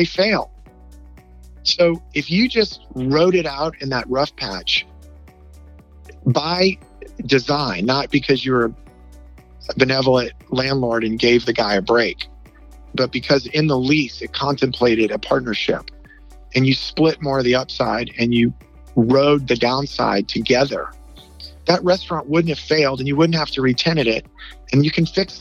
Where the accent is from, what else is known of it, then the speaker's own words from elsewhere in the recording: New Orleans, Louisiana, United States; moved away as an adult; now in Dallas, United States; I am from New Orleans, Louisiana. Very proud of that. Always thought I would probably head back there, but ended up at SMU